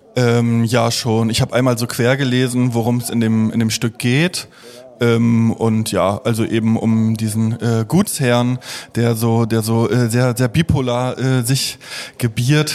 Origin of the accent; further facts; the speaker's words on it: Stralsund, Mecklenburg-Vorpommern, Germany; im Theater äh, Vorpommern in Stralsund, äh, wo ich aufgewachsen bin